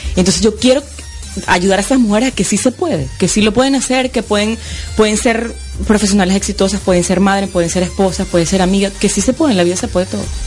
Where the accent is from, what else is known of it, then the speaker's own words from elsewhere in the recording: Venezuela; moved away as an adult; now in Florida, United States; soy venezolana